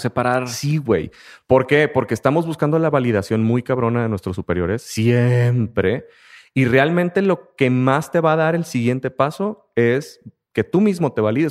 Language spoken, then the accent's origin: Spanish; Mexico; el sistema de trabajo en muchas de las empresas de todo nuestro país